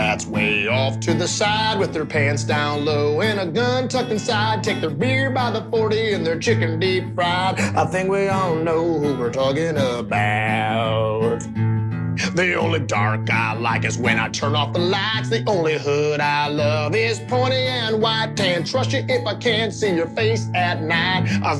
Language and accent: English; Texas, United States; Yeah, I grew up in Texas, you know, so.